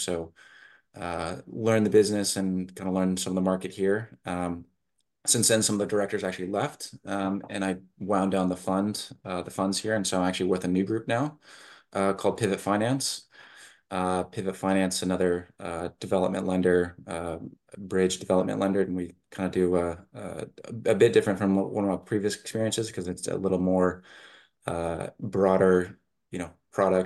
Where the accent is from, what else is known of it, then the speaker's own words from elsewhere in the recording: United States; moved away as an adult; now in United Kingdom; I'm an American